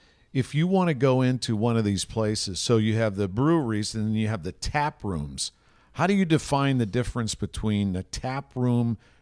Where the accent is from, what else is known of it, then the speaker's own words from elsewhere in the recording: Pittsburgh, Pennsylvania, United States; also born or lived in Millvale; when Jim and I grew up in Pittsburgh